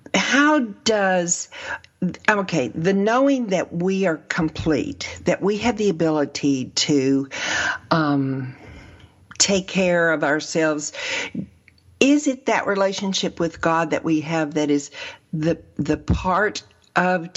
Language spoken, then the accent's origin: English; the South, United States; I'm from from the South, so I've gone to traditional churches most of my life